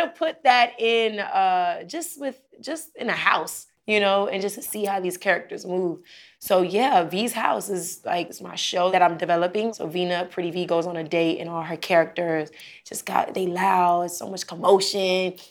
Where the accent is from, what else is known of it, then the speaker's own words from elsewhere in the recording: Miami, Florida, United States; I'm from Miami